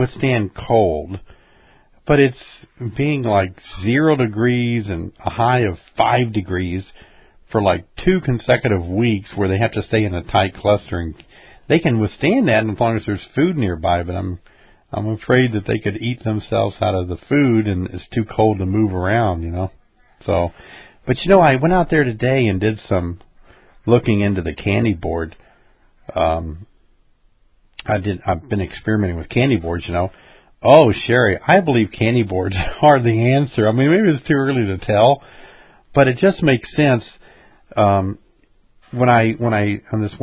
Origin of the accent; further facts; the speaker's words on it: Illinois, United States; we're from Illinois